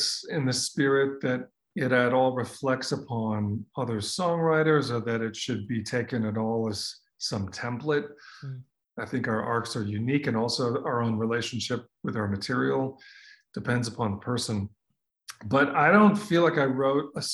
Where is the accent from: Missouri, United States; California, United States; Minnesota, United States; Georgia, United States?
Minnesota, United States; I grew up in Minnesota